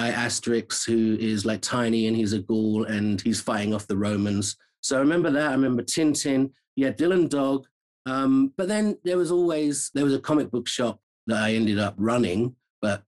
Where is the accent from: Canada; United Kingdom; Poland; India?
United Kingdom; London; moved away as an adult; now in United States; I am not from America. Born and raised in London, England